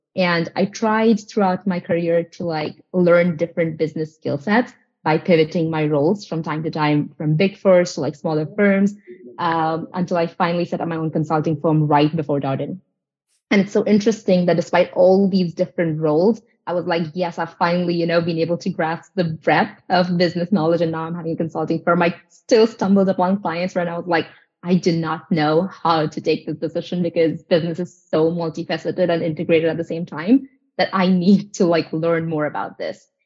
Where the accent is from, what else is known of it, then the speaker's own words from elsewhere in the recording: India; moved away as an adult; now in United States; I'm from India.